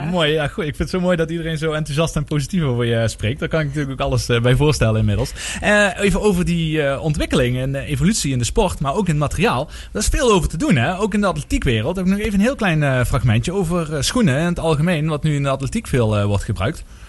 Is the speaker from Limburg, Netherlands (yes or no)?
yes; Maastricht, Limburg, Netherlands; als echte Maastrichtenaar